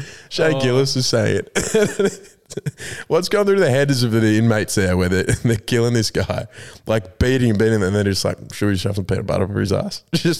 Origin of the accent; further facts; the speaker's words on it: New South Wales, Australia; I am from New South Wales, yes. I'm a Blues man.